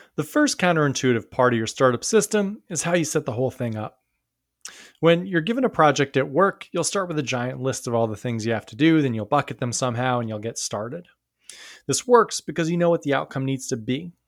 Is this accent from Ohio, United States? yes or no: no; New York, United States; I grew up near New York City and I lived there for a long time